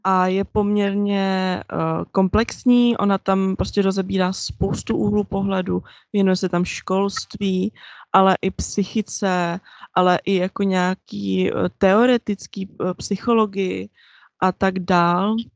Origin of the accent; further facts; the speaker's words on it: Czechia; já jsem vyrostla v Česku